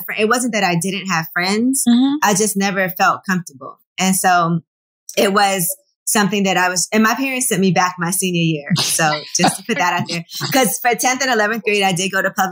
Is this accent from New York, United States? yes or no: yes; New York City, New York, United States; also born or lived in New Jersey; I actually grew up in Brooklyn in Flatbush and went to public school until sixth grade.